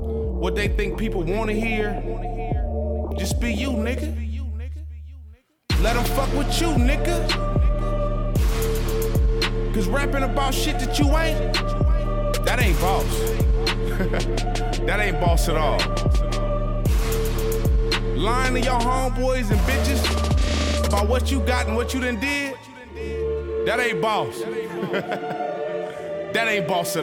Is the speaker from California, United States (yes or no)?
yes; Palmdale, California, United States; I come from Palmdale, I grew up with nothing